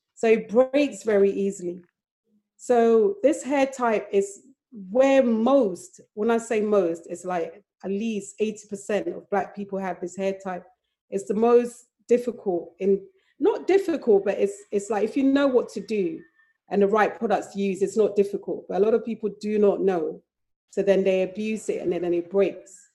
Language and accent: English; Accra, Greater Accra, Ghana; moved away; also born or lived in London; I even though I was born in London, I grew up in Accra